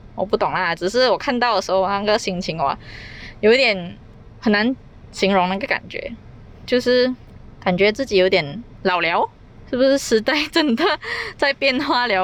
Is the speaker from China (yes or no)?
no; Malaysia; accent: Malaysian Chinese; 因为我是马来西亚人